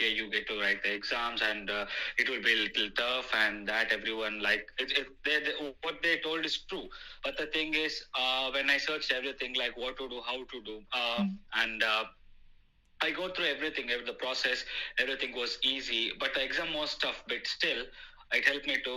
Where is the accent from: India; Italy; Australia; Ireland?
India; moved away as an adult; now in United Kingdom; I'm basically from India